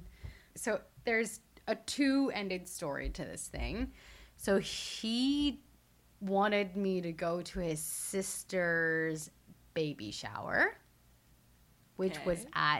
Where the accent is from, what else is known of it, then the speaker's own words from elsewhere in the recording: Hong Kong; I was born in Hong Kong